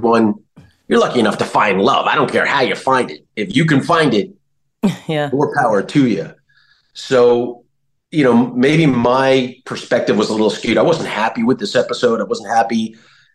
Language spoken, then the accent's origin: English; New Jersey, United States; I grew up in New Jersey